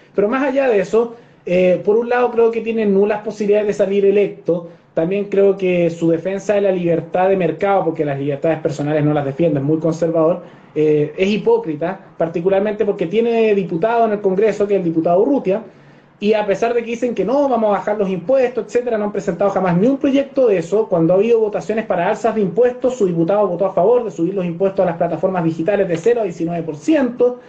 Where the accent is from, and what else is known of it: Chile